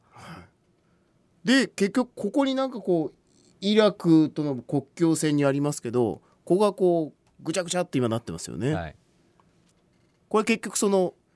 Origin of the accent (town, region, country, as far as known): Yamaguchi, Japan; born or raised there